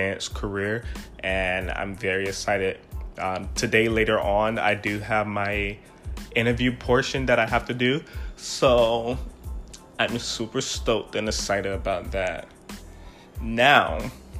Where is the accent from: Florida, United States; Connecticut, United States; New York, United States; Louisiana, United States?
Florida, United States; Miami; I am from Miami, Florida, and there we are just the rudest people alive